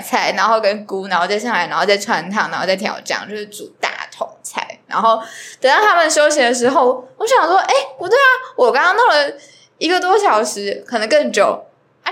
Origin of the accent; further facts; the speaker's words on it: Tainan, Taiwan; 我是台南人